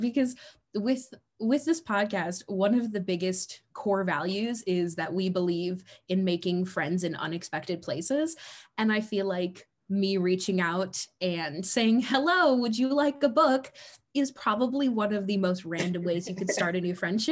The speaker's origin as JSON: {"language": "English", "town": "Chicago", "region": "Illinois", "country": "United States", "said": "I was from Chicago"}